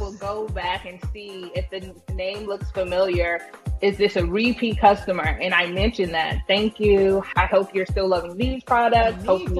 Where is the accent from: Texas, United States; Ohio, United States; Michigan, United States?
Texas, United States; Round Rock; Like from Round Rock as well, yeah.